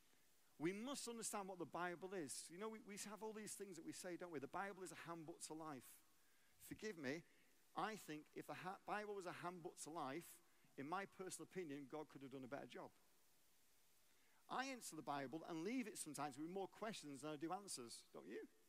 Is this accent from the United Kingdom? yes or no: yes; England, United Kingdom; moved away as an adult; also born or lived in Arlington, Texas, United States; now in United States; I'm English. I became an American citizen 20 years ago. We moved to America.